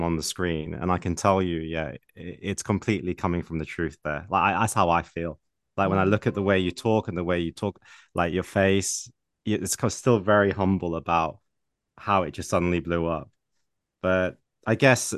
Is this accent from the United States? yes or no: no; England, United Kingdom; I was born and raised in England